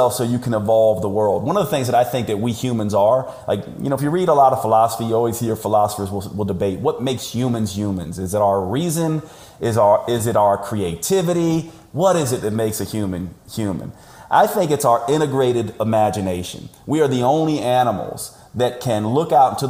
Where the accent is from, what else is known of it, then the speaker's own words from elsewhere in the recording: United States; I'm an American